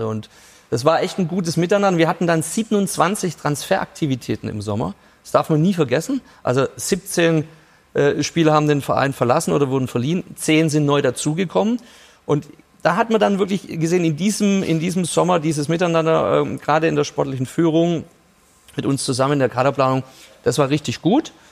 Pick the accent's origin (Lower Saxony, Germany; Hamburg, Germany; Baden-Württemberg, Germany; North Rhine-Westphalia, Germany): Baden-Württemberg, Germany; Über sowas mache ich mir als Schwabe gar keinen Gedanken, weil er hat bei uns jetzt Vertrag und wir sind froh, dass er da ist.